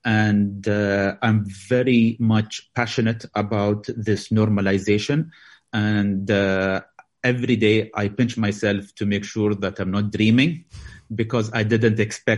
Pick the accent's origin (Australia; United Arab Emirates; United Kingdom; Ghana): United Arab Emirates; Dubai; I'm from Dubai.